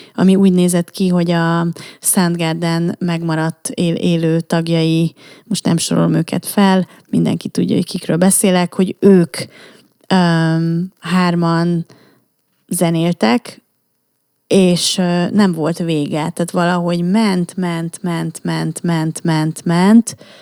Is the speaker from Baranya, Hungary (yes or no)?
no; Budapest, Hungary; budai lány, tehát, hogy érted, én aztán tényleg, ne, nekem minden a Moszkva térről indult